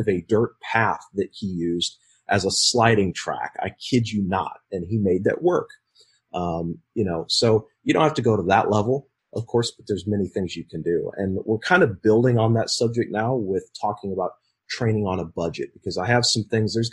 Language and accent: English; Nebraska, United States; my personal experience growing up in Nebraska